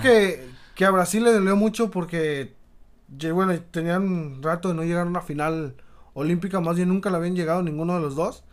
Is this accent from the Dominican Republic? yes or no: no; Mexico; nosotros como mexicanos